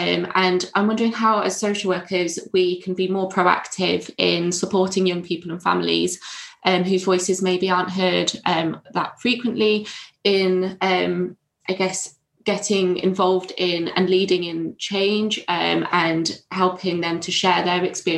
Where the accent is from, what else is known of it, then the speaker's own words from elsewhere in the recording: North East England, United Kingdom; I'm from the Northeast and, you know, there's very much a Northeast culture.